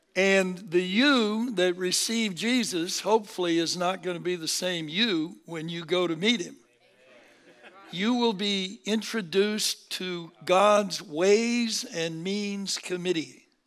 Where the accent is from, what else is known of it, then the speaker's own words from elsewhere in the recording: Seattle, Washington, United States; moved away as an adult; also born or lived in Berkeley, California; born and raised in Seattle, uh, came down to California